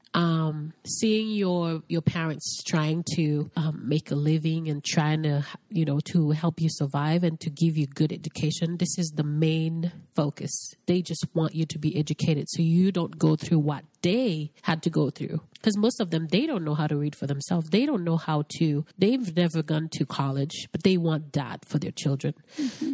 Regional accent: Haiti; now in United States; am originally from Haiti. Grew up in a very little town called Quadebouquet

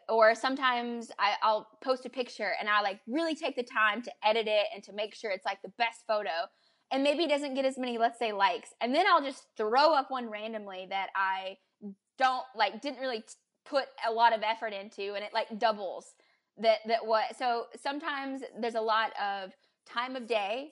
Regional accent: United States; moved away as an adult; also born or lived in Prague; as an American

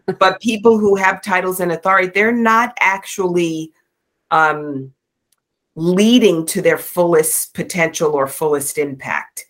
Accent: New York, United States; I'm from New York

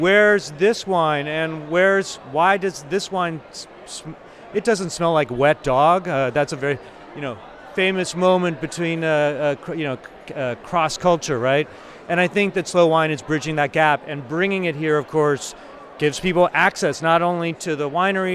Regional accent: Texas, United States; as a Texan, as an American, as a Texan, as an Italophile wine lover

